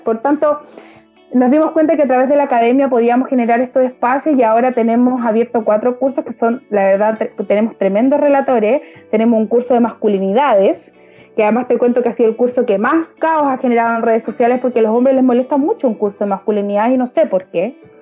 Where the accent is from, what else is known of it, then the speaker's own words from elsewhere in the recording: Valparaíso, Chile; yo soy de región, yo no soy de Santiago, yo soy de Valparaíso, porteña además